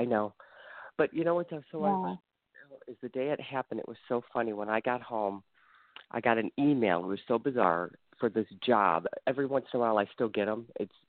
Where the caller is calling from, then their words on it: Ohio, United States; I'm calling from the Ohio area.